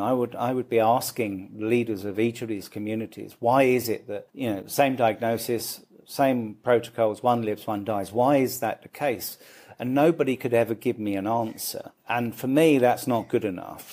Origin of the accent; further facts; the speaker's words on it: London, United Kingdom; moved away as an adult; also born or lived in Dublin, Ireland; now in Mumbai, India; I grew up in London.